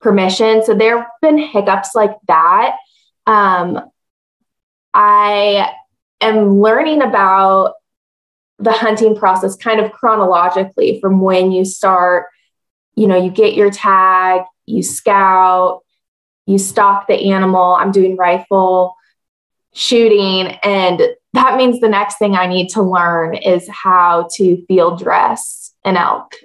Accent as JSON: {"language": "English", "town": "Seattle", "region": "Washington", "country": "United States", "moved": "yes", "lives_now": "Salt Lake City, United States", "said": "I'm originally from Washington State, from Seattle"}